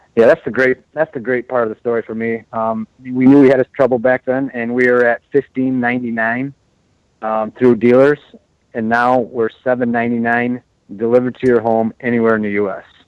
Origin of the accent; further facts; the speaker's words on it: United States; we as American